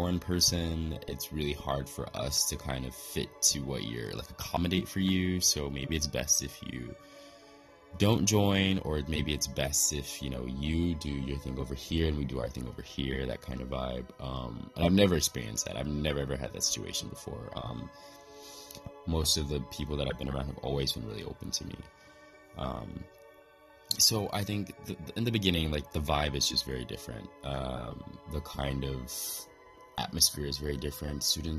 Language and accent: English; Midwest, United States; moved away as an adult; also born or lived in East Coast, United States; now in Kanazawa, Japan; I came from the Midwest to the East Coast